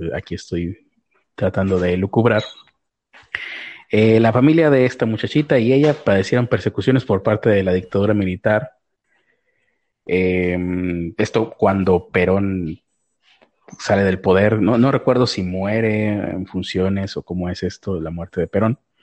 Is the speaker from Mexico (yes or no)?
yes; Mexico; soy mexicano